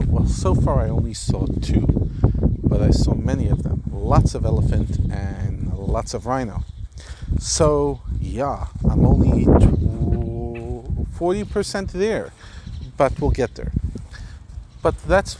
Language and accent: English; New York, United States; now in South Africa; As an American, and specifically a New Yorker